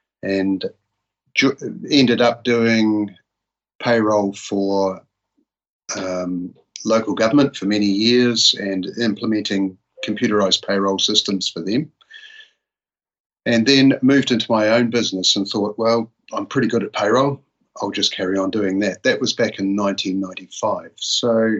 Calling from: Palmerston North, Manawatū-Whanganui, New Zealand; We're located near Palmerston North in the North Island of New Zealand.

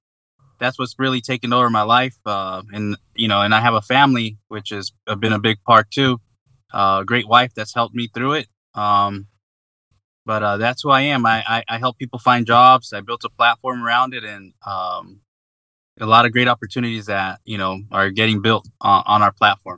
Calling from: Atlanta, Georgia, United States; I'm calling in from Northeast Atlanta. So Georgia is Southeast United States.

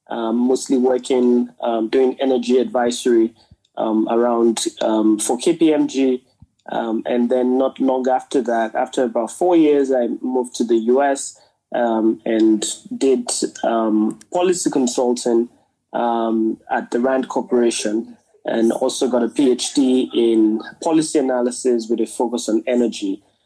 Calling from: Abuja, Federal Capital Territory, Nigeria; I mean, here in Abuja.

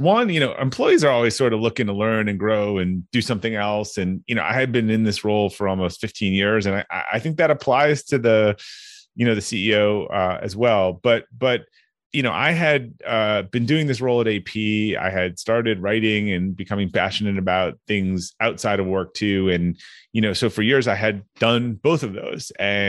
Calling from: Needham, Massachusetts, United States; I'm right outside of Boston, a town called Needham, Massachusetts.

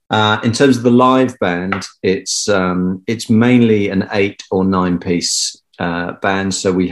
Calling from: Palgrave, East of England, United Kingdom; So I'm dialing in from home, and that is in the east of England, in a little village called Palgrave, which is in the middle of nowhere.

